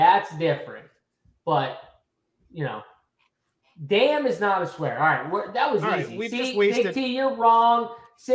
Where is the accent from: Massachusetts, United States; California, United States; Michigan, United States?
Massachusetts, United States; Boston; we're from Boston